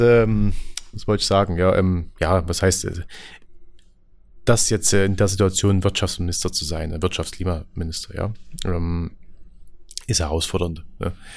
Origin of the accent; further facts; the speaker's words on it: Lößnitz, Saxony, Germany; bei uns in Lösen